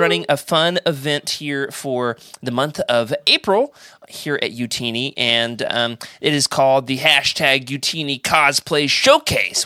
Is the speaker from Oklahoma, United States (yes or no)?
yes; Oklahoma, United States; my hometown, Oklahoma